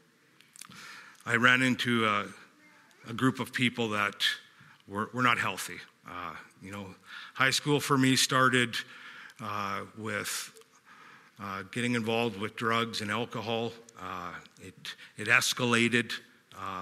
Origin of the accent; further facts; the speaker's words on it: West Kelowna, British Columbia, Canada; also born or lived in Calgary, Alberta; I was born in Calgary and moved out here at the age of 4 years old. I'm 47 right now, into Glen Rosa. So I've been in West Kelowna my whole life